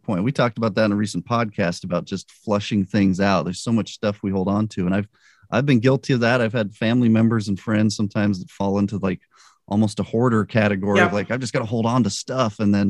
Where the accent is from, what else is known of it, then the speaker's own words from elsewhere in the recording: Albuquerque, New Mexico, United States; Because I grew up in Albuquerque. Yep. We moved there when I was a baby, and my parents split up and my mom moved and lived other places